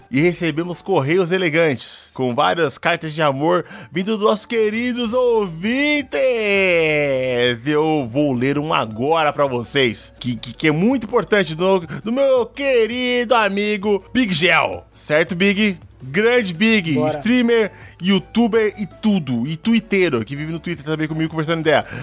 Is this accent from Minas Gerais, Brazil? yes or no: no; São Paulo, Brazil